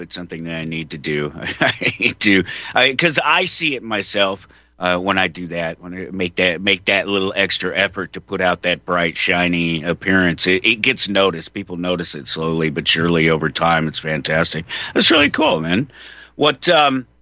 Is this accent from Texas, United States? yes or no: no; Colorado, United States; I'm from Colorado